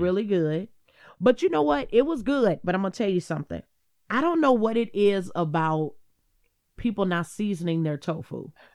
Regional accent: Cleveland, Ohio, United States; I'm from Cleveland

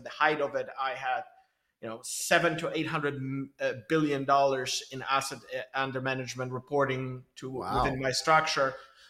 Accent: Belgium; English is a second language; also born or lived in Poland / Israel; I'm originally, so you can probably sense it from the accent, I'm Polish, but I grew up in Belgium and in Israel.

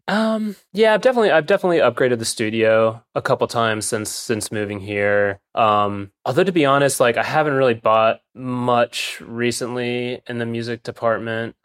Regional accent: Williamsburg, Virginia, United States; I grew up in Williamsburg, Virginia

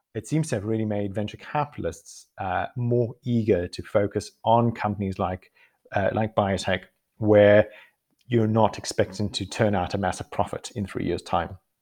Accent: South Africa; moved away as an adult; also born or lived in Costa Rica; now in United Kingdom; growing up in South Africa

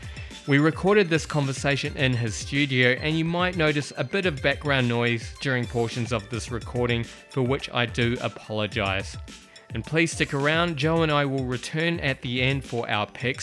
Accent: New Plymouth, Taranaki, New Zealand; moved away; I travel back to my hometown of New Plymouth

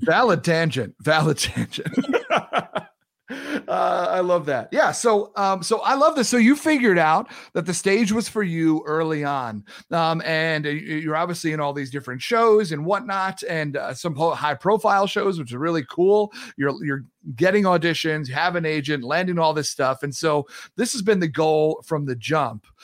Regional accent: New York, United States; now in Midwest, United States; growing up in New York

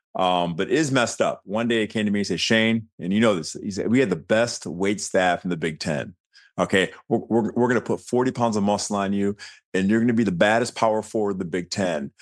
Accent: Birmingham, Michigan, United States; moved away; I grew up in Birmingham, suburb of, of Detroit

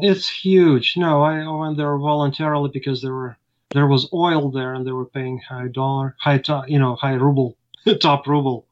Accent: Ukraine; moved away as an adult; now in United States; And I lived in Ukraine. I was born in Ukraine

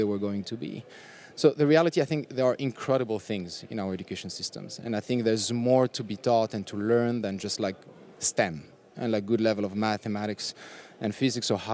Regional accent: France; also born or lived in Tunisia; I was born in Tunisia, but I grew up in France

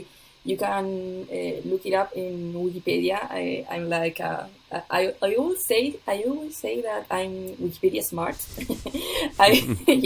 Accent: Chile; I'm from Chile, so you can go and look it up for Wikimedia Chile. We are a small country

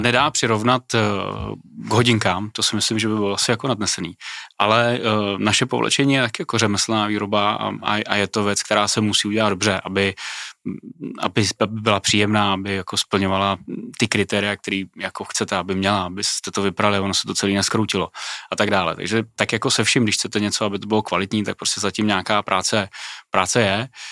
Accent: Czechia; u nás v Čechách

